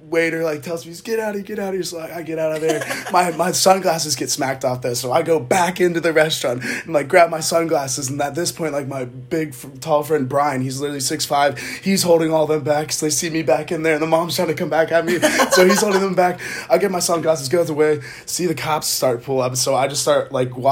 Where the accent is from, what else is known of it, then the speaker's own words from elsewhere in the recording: Charlotte, North Carolina, United States; I'm from Charlotte.